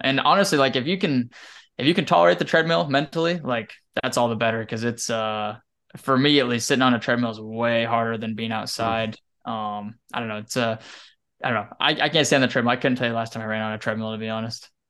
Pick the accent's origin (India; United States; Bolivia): United States; Wyoming; now in Texas, United States; growing up in Wyoming